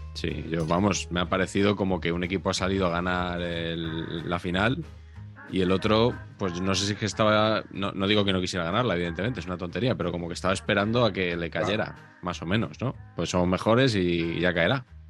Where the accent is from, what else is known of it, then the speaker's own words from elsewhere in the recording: Spain; porque somos españoles